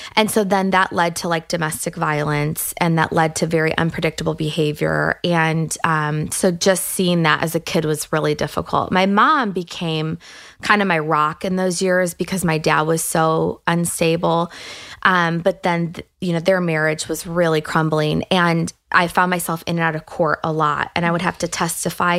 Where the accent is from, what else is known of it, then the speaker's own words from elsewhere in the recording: Detroit, Michigan, United States; I grew up in the Detroit area